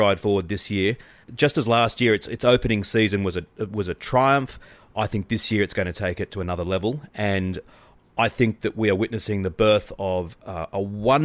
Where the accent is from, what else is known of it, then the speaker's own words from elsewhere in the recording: Australia; as an Australian